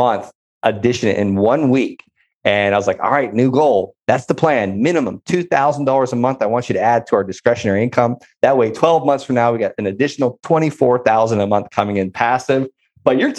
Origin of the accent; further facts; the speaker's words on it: Florida, United States; moved away; I'm from Florida.